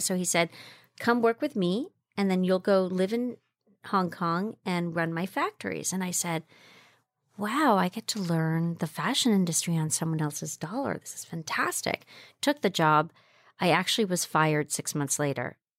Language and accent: English; Jamaica; moved away; also born or lived in China; I grew up in Jamaica, West Indies. My parents are Cuban. I grew up in the Jamaican Blue Mountains